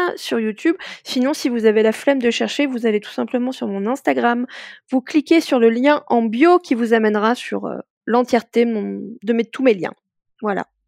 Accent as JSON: {"language": "French", "country": "France", "said": "nous, en tant que Français, Françaises"}